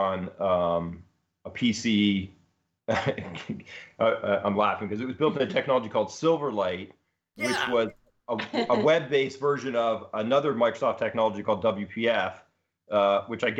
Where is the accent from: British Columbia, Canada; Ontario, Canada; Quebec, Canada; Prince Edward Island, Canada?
Ontario, Canada; moved away as an adult; also born or lived in Seattle; now in Berkeley, United States; We're originally Canadian. We grew up in Ontario, so eastern side of Canada, and then after university, came out to Seattle